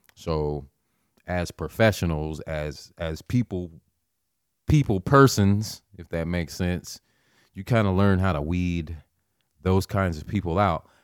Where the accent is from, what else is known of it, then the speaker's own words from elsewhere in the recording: Nebraska, United States; I'm from Nebraska, born and raised